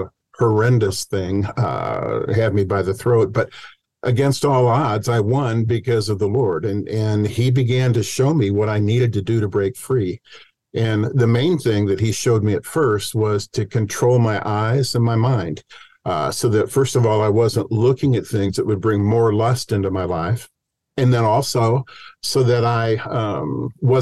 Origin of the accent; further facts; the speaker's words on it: Cedar Rapids, Iowa, United States; moved away as an adult; I grew up in Cedar Rapids, Iowa, and then I headed out to Stanford University